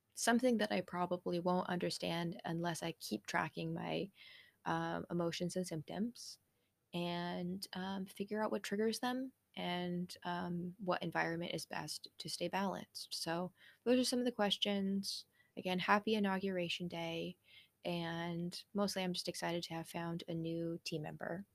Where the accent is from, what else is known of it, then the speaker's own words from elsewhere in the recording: United States; being an American in the nineties